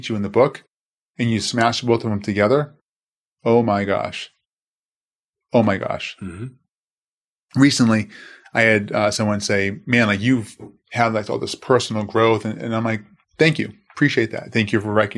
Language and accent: English; Boston, Massachusetts, United States; growing up in Boston, growing up Christian Italian household, Italian Irish for that matter